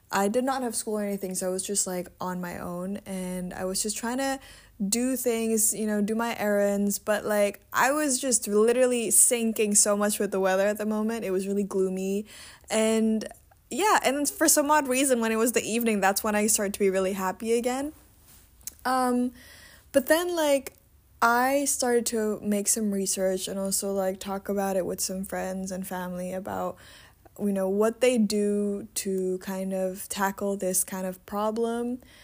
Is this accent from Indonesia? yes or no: yes; Indonesia; now in Netherlands; I was born and raised in Indonesia